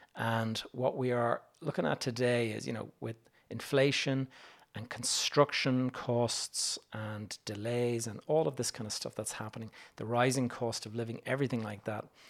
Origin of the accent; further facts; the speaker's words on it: Dublin, Leinster, Ireland; When you're a young Irish kid and you're used to walking around the streets of Dublin